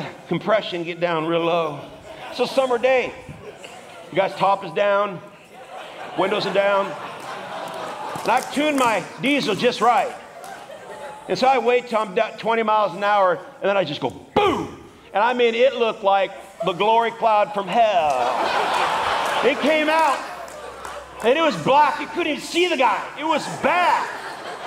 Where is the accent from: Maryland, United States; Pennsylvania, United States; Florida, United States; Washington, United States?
Washington, United States; moved away; I'm from Washington